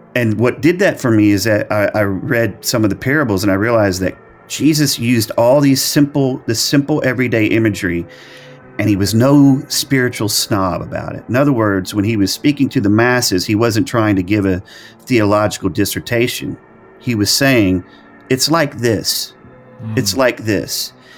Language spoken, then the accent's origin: English; Arkansas, United States; also born or lived in El Dorado, Arkansas / Hot Springs, Arkansas; the little small churches that I grew up in Arkansas